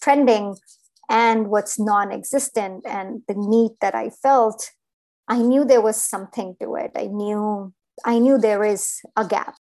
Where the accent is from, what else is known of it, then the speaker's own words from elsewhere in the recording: India; moved away; I grew up in India